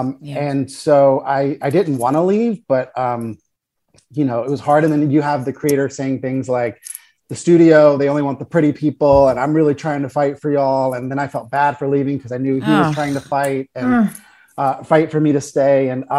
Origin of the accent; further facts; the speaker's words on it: Raleigh, North Carolina, United States; moved away as an adult; also born or lived in New York; now in Los Angeles, United States; I'd lived in New York for 3 years. Mm-hmm. And so I'd kind of branched out from North Carolina. I'm originally from Raleigh, North Carolina. And so growing up, I would drive 2 hours to Wilmington for auditions.